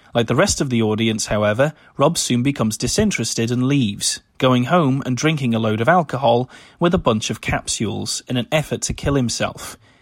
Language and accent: English; United Kingdom; my home country of the United Kingdom